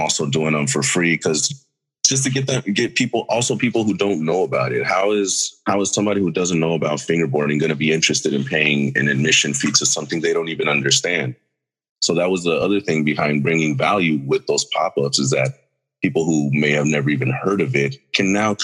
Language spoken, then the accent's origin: English; Mexico; I myself am Mexican. I was born in Mexico.